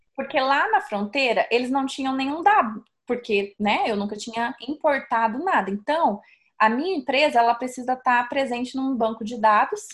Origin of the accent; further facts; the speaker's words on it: Sorriso, Mato Grosso, Brazil; now in United States; Eu não saí lá de sorriso no Mato Grosso para vir parar aqui nos Estados